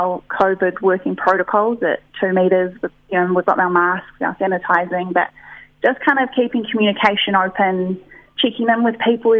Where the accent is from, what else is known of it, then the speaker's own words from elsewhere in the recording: Auckland, New Zealand; moved away as an adult; I was from Auckland City, moved out to the farm